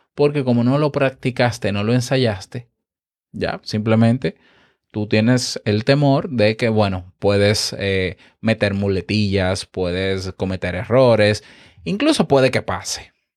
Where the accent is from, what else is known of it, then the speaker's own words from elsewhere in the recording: Dominican Republic; muy bonito para mí que soy dominicano